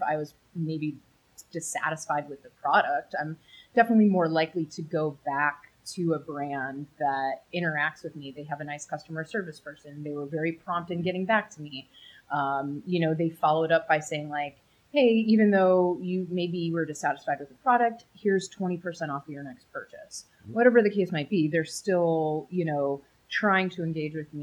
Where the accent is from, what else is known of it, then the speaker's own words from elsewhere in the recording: Chicago, Illinois, United States; I grew up in Chicago